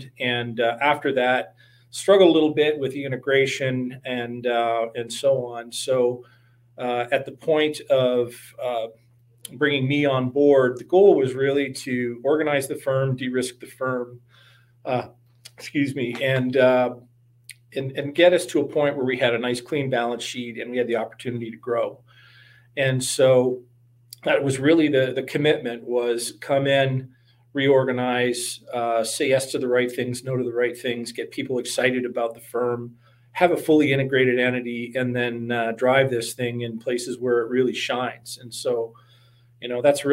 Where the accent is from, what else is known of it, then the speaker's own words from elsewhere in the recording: London, Ontario, Canada; moved away as an adult; also born or lived in Waterloo, Ontario / Toronto / Chicago; I hail from London, Ontario